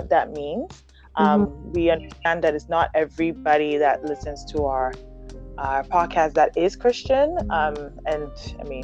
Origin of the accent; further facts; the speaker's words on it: Ghana; moved away; also born or lived in Germany; I was in Ghana. From there, uh, when I was born, I was born in Germany. So when my mom moved back to Ghana